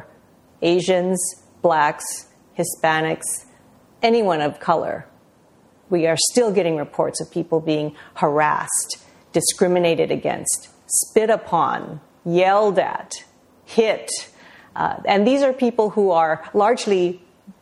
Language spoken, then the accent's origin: English; United States; after living my entire life as an American